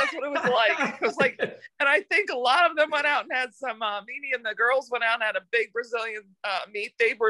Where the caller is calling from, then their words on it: Clermont, Florida, United States; I'm calling from Claremont, Florida.